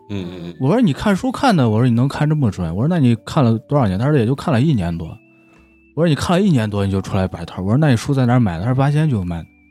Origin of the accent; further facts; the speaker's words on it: Shaanxi, China; accent: Shaanxi dialect; 在咱们陕西这边儿，就是好多的那个农村啊，或者说镇上